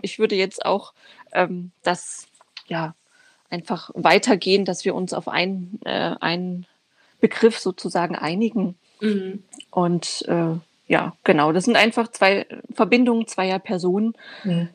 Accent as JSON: {"language": "German", "town": "Dresden", "region": "Saxony", "country": "Germany", "tie": "born or raised there", "also_born_or_lived": "Ghana", "moved": "as an adult", "lives_now": "Braunschweig, Germany", "said": "ich bin äh, in Dresden geboren, bin 35"}